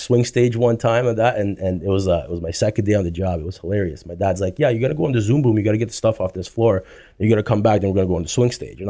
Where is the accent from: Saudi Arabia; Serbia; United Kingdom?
Serbia; born there; No, I was born in Serbia.